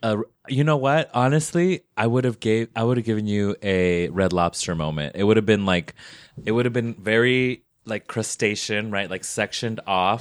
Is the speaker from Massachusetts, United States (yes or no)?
no; Las Vegas, Nevada, United States; I'm from Las Vegas